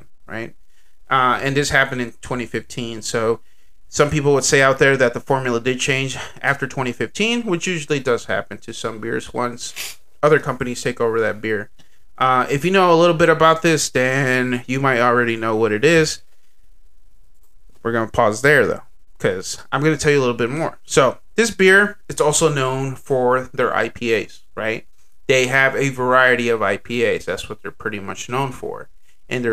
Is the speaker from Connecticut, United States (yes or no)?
no; Texas, United States; I am Texan